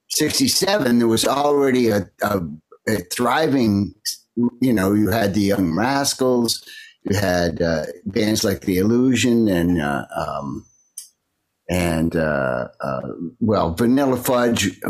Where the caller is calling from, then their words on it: Blue Point, New York, United States; Uh, Blue Point, Long Island.